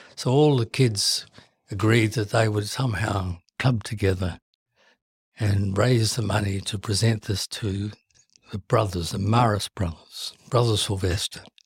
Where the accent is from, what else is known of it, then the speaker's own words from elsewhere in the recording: Timaru, Canterbury, New Zealand; moved away; I was brought up in New Zealand